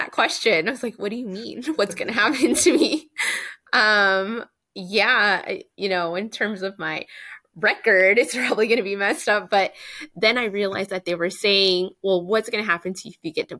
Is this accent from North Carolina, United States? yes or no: no; Tulsa, Oklahoma, United States; And I was born in Tulsa.